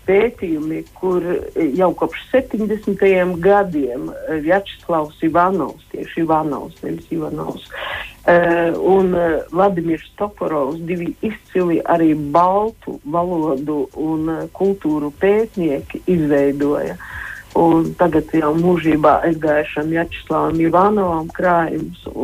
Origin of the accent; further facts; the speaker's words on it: Latvia; kāpēc mēs dzīvojam Latvijā, kāpēc mēs esam latvieši, kāpēc mums ir sava kultūra.